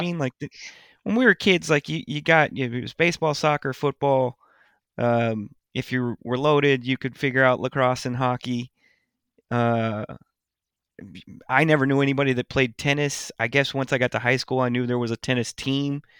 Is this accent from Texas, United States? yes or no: yes; Lewisville, Texas, United States; I grew up in Louisville. And I grew up in the new part of Louisville at the time